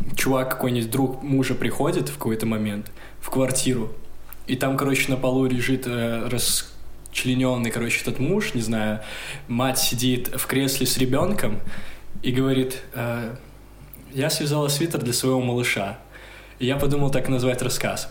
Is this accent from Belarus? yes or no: yes; Gomel, Gomel Region, Belarus; born or raised there; moved away